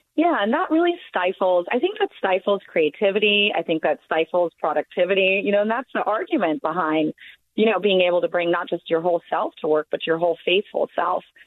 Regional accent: Deep South, United States; I grew up in the Deep South myself

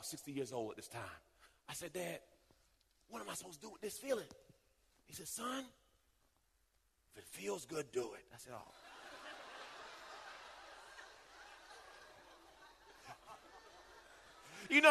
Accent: Jamaica; moved away; I was born in Jamaica

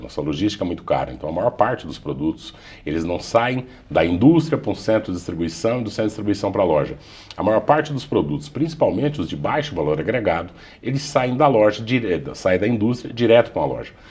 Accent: Brazil; Todos nós, como brasileiros

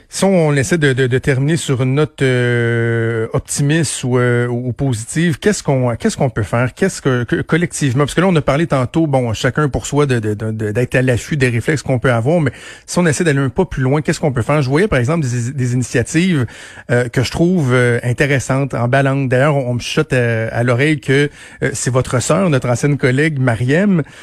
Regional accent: Quebec, Canada; je suis un Québécois blanc

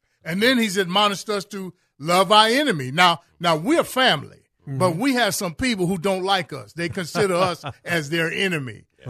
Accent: Chicago, Illinois, United States; me growing up in Chicago. My father was a Chicago policeman.

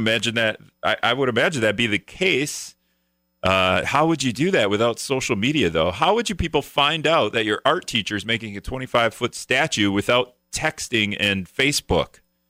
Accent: Greenville, Wisconsin, United States; now in La Crosse, United States; I'm not a La Crosse native, the statue in terms of, you know, growing up. The only thing I have for growing up in Greenville, Wisconsin

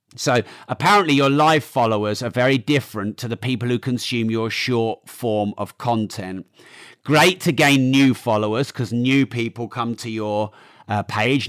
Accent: United Kingdom; I'm very British.

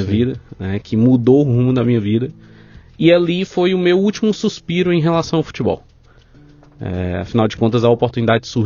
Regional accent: Fortaleza, Ceará, Brazil; É, sou natural de Fortaleza. Sim. Vivi lá a minha vida quase toda.

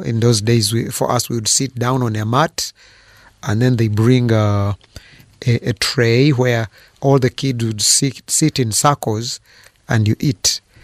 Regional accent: Fort Portal, Western Region, Uganda; I was born in Uganda in, uh, a town called Fort Poro.

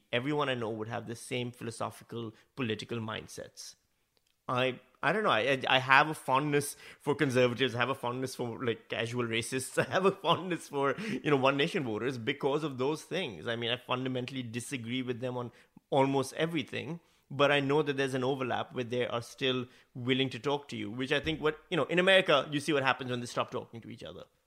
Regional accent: Pakistan; accent: Pakistani; moved away as an adult; also born or lived in Northam, Australia; now in Australia; my natural Pakistani accent

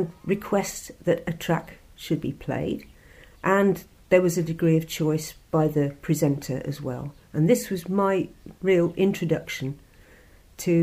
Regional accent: Warwick, West Midlands, United Kingdom; I was born in Warwick in the Midlands of England

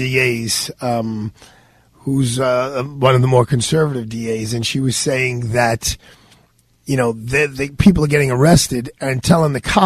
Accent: New York City, New York, United States; as a New Yorker, as a Brooklynite, as someone who's riding the subway.

